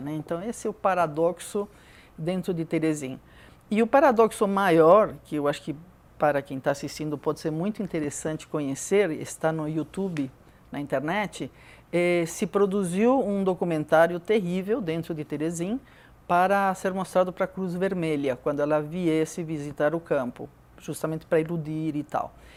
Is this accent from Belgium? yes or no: no; Peru; moved away as an adult; now in Brazil; nasci no Peru